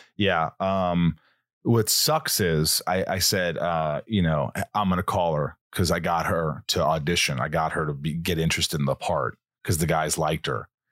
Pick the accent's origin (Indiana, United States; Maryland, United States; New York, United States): Indiana, United States; Southern; moved away; I grew up in Southern Indiana